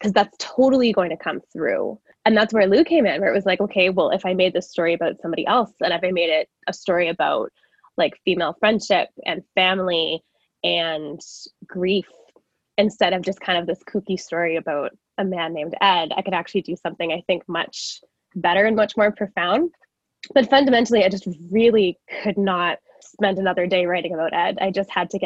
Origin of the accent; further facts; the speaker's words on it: Calgary, Alberta, Canada; I am a writer from Calgary